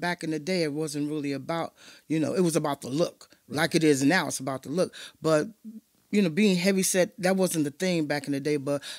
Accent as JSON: {"language": "English", "town": "Chicago", "region": "Illinois", "country": "United States", "said": "I am from Chicago. I am from Inglewood, period."}